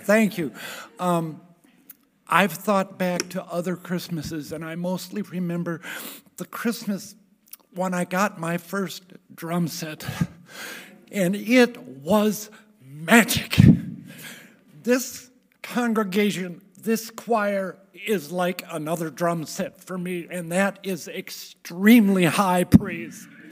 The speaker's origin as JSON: {"language": "English", "town": "Richfield", "country": "United States", "tie": "born or raised there", "said": "I grew up in Richfield."}